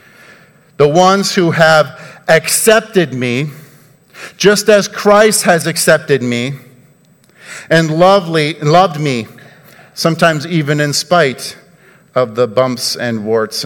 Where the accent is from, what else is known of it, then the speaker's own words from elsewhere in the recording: Mankato, Minnesota, United States; I'm from Minnesota in Mankato